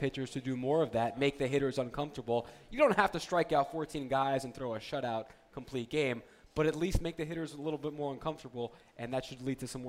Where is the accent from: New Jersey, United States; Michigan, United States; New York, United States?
New Jersey, United States; growing up in New Jersey